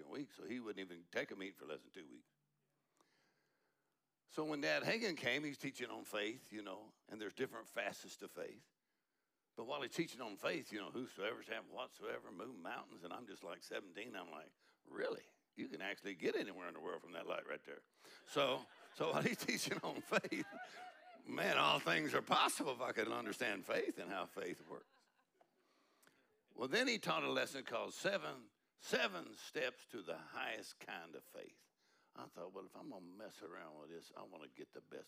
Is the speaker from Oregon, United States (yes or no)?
no; Texas, United States; we're from Texas